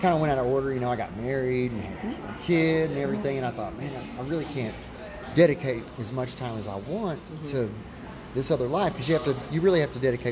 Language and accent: English; Marietta, Oklahoma, United States; now in Texoma area, United States; I grew up in Marietta, Oklahoma, so I've always been kind of close to this area.